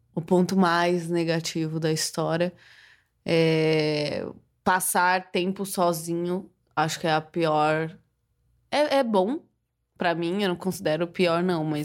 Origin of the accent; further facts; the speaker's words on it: Guarulhos, São Paulo, Brazil; also born or lived in Catanduva; now in São Paulo, Brazil; eu morei minha vida inteira em Guarulhos. Então, morei até os 14, até os 13 em Guarulhos. Não, até os 14, é, até os 14 em Guarulhos.